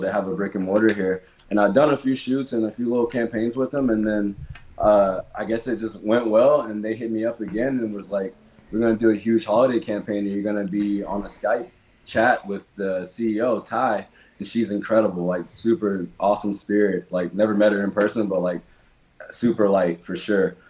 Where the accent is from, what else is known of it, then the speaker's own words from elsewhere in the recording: Nashville, Tennessee, United States; I'm from Nashville, Tennessee um, born and raised here